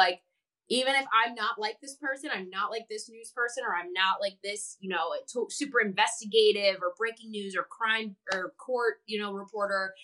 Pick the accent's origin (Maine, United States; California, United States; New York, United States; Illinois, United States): Illinois, United States; outside of Chicago; moved away; I grew up outside of Chicago